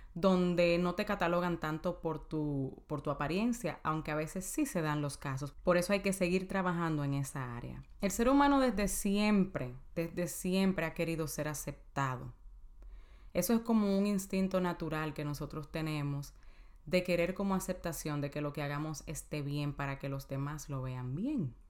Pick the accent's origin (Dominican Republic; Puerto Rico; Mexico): Dominican Republic; En mi país, en República Dominicana